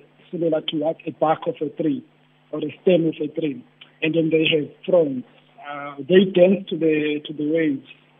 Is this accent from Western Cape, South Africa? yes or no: yes; Cape Town, Western Cape, South Africa; Spent a lot, most part of my life in Khayelitsha. That's where I grew up and went for schooling.